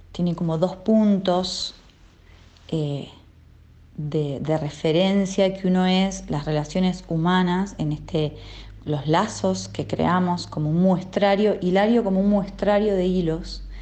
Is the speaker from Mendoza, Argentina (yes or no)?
yes; Mendoza, Argentina; soy cantante, compositora y productora musical de la provincia de Mendoza, de Argentina.